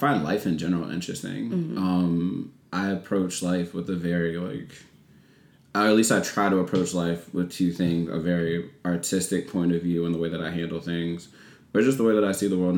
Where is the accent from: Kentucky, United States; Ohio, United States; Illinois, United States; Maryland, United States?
Maryland, United States; Solomons; moved away as an adult; also born or lived in New York; In Calvert County, I grew up in Solomon's Island